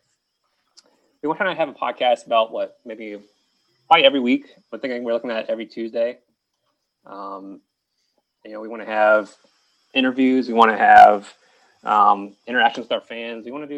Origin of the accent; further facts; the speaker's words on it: Danville, Virginia, United States; We're all raised in Southside, Virginia. We're all from Danville, Virginia.